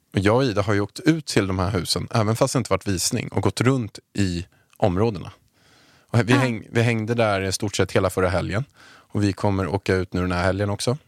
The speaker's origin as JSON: {"language": "Swedish", "town": "Haninge", "region": "Stockholm County", "country": "Sweden", "tie": "born or raised there", "said": "jag är uppväxt i Haninge"}